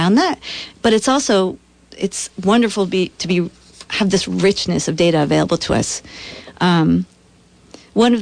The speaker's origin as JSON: {"language": "English", "region": "Vermont", "country": "United States", "tie": "born or raised there", "said": "growing up in Vermont in relatively rural places"}